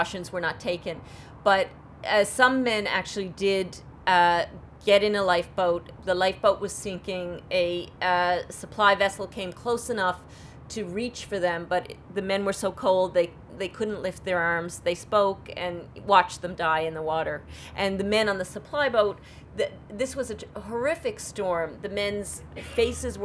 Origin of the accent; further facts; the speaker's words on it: St. John's, Newfoundland and Labrador, Canada; I'm from St. John's, Newfoundland, and as are my parents and my grandparents, and as far back as, you know, we know.